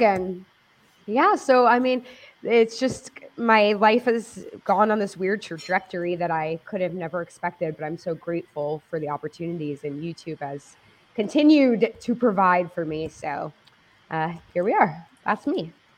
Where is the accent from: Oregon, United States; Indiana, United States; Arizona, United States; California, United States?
California, United States; Los Angeles; I grew up in Los Angeles